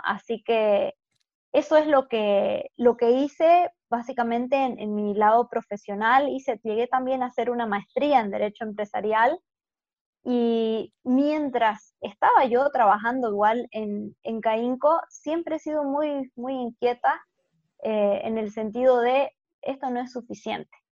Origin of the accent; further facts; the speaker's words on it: Santa Cruz de la Sierra, Santa Cruz, Bolivia; nací aquí en Bolivia, en Santa Cruz, y he vivido básicamente toda mi vida acá